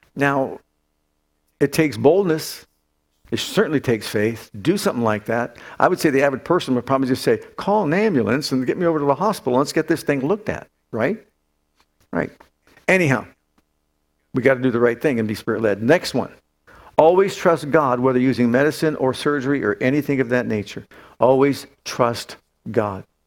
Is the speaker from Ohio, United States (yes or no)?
yes; Youngstown, Ohio, United States; moved away; when I lived in Youngstown, when I grew up in Youngstown